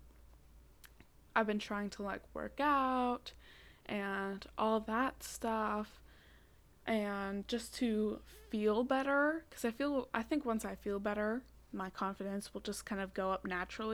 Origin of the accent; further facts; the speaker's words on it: Massachusetts, United States; also born or lived in Cape Cod; I live in Massachusetts and I go to high school on Cape Cod, but it wasn't in my hometown. It was across the bridge